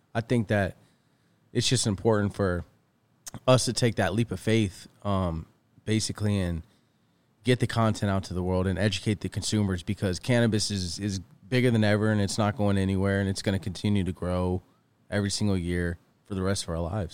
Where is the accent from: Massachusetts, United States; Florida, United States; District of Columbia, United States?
Florida, United States; east coast of; now in California, United States; I'm from the east coast of Florida